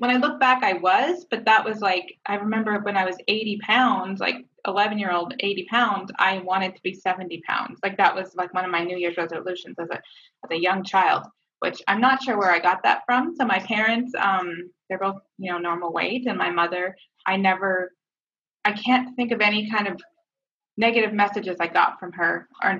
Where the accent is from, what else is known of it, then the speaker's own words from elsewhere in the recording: Canada; I'm Canadian, so we moved around up there